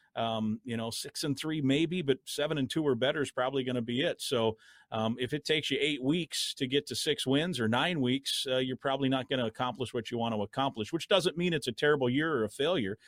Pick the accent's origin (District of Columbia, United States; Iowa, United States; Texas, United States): Iowa, United States; now in Minnesota, United States; my home state of Iowa